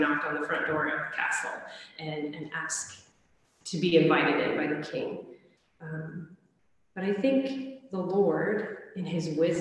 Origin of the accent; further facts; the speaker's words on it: United States; especially as an American